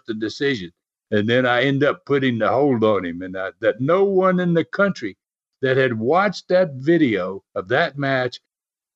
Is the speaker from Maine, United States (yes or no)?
no; Tennessee, United States; I was born and raised in Tennessee